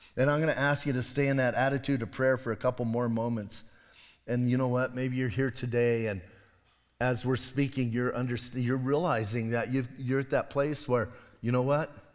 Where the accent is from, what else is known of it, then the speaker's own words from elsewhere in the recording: Bisbee, Arizona, United States; I'm from Bisbee.